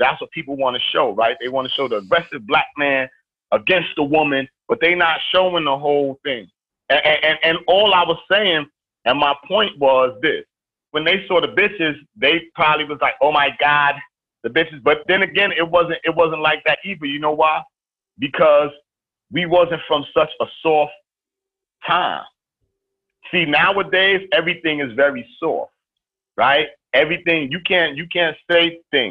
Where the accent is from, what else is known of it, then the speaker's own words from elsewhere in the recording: New York City, New York, United States; I'm from East New York. I'm from the crack era where literally murdering and I'm hanging out with murderers and this is the daily living